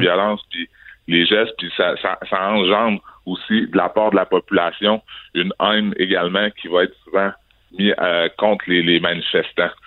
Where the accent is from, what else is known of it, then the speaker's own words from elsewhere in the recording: Quebec City, Quebec, Canada; je suis québécois, je suis né ici à Québec, j'ai grandi à Québec